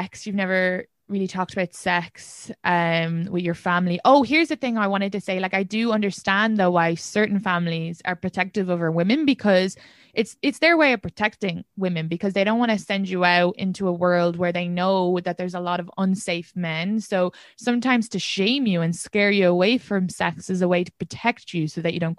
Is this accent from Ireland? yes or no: yes; Ireland; moved away as an adult; now in New York City, United States; being an immigrant, being Irish